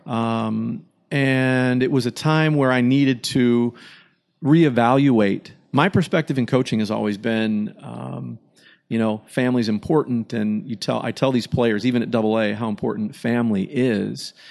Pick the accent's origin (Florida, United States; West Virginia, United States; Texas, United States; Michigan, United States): Michigan, United States; growing up in Michigan